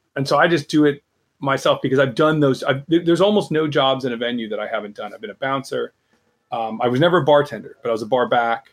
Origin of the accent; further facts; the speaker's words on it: United States; as an American